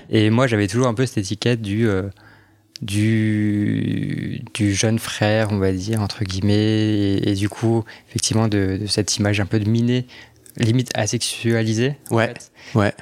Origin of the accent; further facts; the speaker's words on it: Strasbourg, Grand Est, France; moved away as an adult; now in Paris, France; je suis alsacien. Ah. J'ai grandi à Strasbourg.